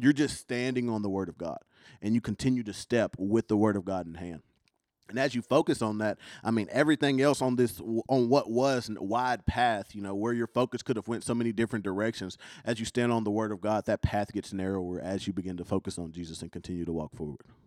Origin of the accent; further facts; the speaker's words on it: Kentucky, United States; accent: country; I'm from Kentucky